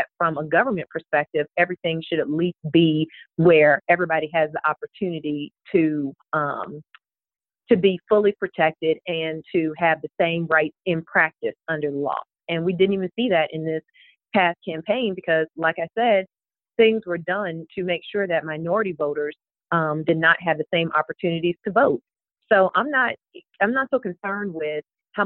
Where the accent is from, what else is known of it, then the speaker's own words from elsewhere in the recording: Florida, United States; now in Georgia, United States; I didn't grow up in Georgia. I grew up in Florida.